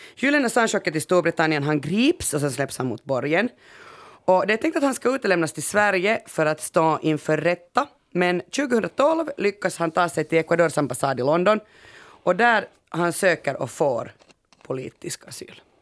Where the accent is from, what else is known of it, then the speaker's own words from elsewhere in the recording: Finland; vi är ju finnar så vi har ju bara bastu